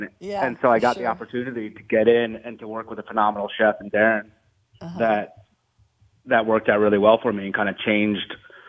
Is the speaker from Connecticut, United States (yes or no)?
yes; Southern Connecticut, United States; moved away as an adult; also born or lived in Tennessee; now in New Orleans, United States; I grew up in Southern Connecticut.